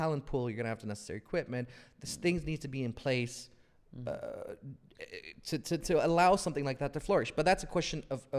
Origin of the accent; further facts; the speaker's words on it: Saudi Arabia; I grew up in Saudi Arabia.